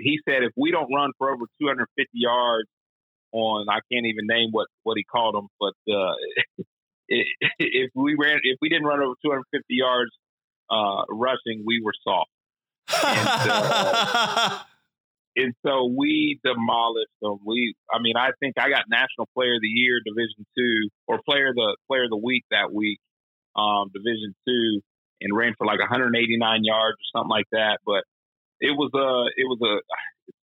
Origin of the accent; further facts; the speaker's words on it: Bidwell, Ohio, United States; I grew up in Bidwell, so that's where I live. So grew up in Bidwell.